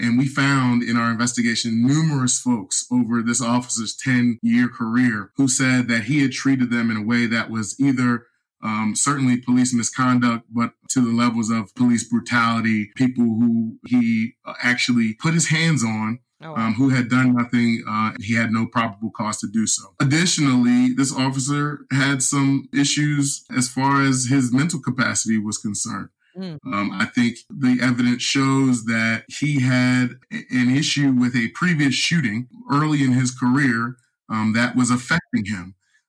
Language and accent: English; Baltimore, Maryland, United States; growing up in Baltimore.